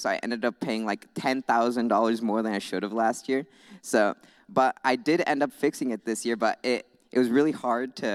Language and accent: English; Goshen, Indiana, United States; I'm from Goshen. I was born right across the street, actually.